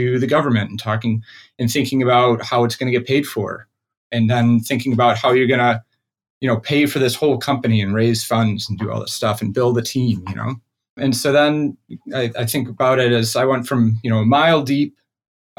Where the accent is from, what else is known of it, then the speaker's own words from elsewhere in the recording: Rochester, New York, United States; also born or lived in Buffalo, New York; I grew up in Rochester, New York, of a middle-class family